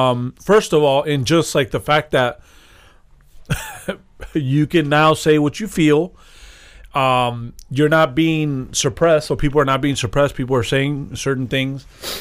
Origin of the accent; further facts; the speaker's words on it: Cuba; I'm Cuban